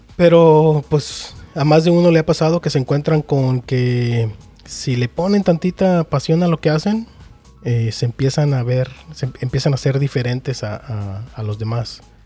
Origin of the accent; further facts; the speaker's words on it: Mexico; uno también como mexicano